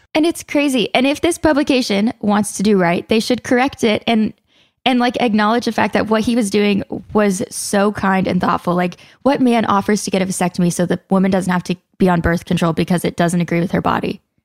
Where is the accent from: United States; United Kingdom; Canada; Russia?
United States; the South; I grew up in the South